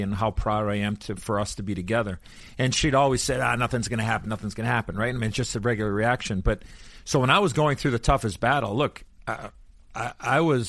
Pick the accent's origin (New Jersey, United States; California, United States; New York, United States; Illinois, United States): Illinois, United States; Chicago; as a kid growing up in Chicago